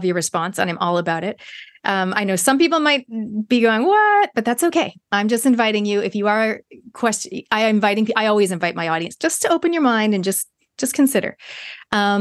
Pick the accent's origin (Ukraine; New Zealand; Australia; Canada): Canada; I grew up in Canada